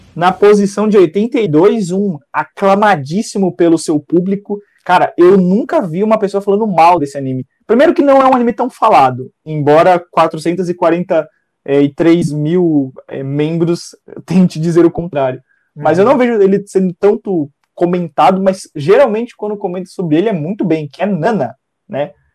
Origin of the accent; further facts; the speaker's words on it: Brazil; nós somos brasileiros e, re, e vivemos a realidade do nosso país